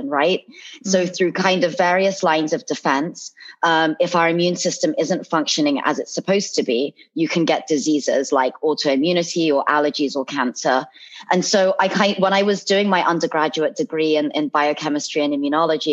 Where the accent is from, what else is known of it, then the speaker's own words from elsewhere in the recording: London, United Kingdom; I'm from London, from the UK